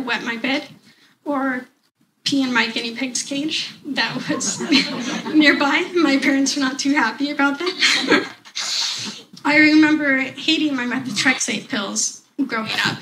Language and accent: English; Portland, Oregon, United States; I am 27 years old and I come from Portland, Oregon